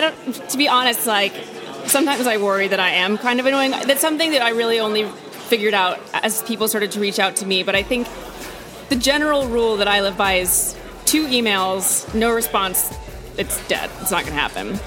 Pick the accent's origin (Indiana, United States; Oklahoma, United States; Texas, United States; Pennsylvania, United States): Texas, United States; Austin; moved away as an adult; also born or lived in New York / Cape Town; I grew up in Austin, Texas, and I went to NYU